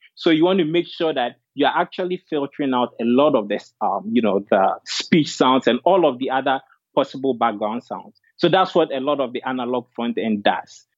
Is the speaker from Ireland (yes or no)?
no; Ghana; moved away as an adult; also born or lived in Dartmouth; I was born and raised in Ghana and came to Dartmouth for undergrad